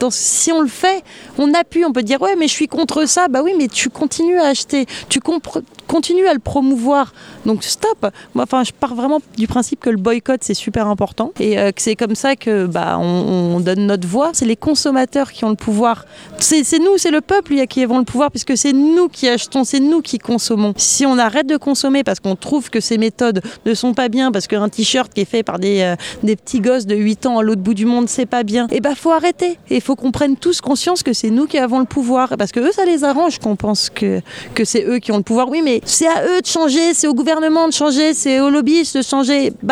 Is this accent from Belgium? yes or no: no; France; du coup, bah comme je suis française, je me suis dit bah, je vais déjà protéger les animaux qu'il y a dans mon pays.